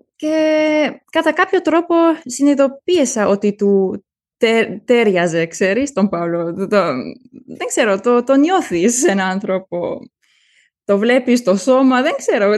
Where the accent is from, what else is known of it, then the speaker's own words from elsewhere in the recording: Germany; Greek is a second language; είμαι Γερμανίδα και Ελληνίδα